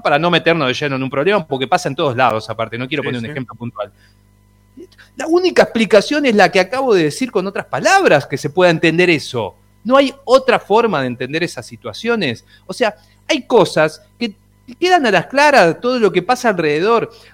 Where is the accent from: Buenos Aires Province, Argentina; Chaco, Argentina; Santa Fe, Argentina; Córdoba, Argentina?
Buenos Aires Province, Argentina; Ituzaingó; soy de Ituzaingó, vivía enfrente de la cancha